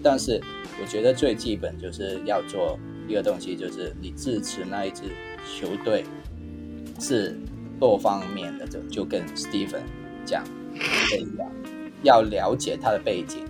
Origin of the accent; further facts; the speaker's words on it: Hong Kong; now in Taiwan; 因为我是从香港来的嘛